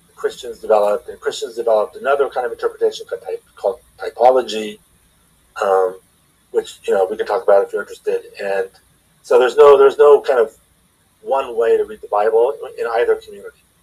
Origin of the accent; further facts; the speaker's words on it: Los Angeles, California, United States; moved away as an adult; now in Philadelphia, United States; I'm from Los Angeles, from the San Fernando Valley